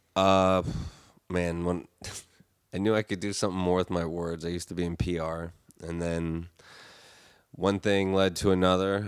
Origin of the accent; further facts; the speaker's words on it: South Florida, United States; also born or lived in Indiana / Michigan; now in Los Angeles, United States; I grew up in South Florida, spent most of my time here in L